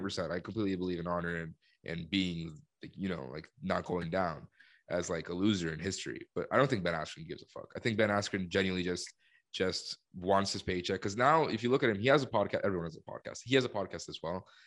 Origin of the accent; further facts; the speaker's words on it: Colombia; moved away; I'm from Colombia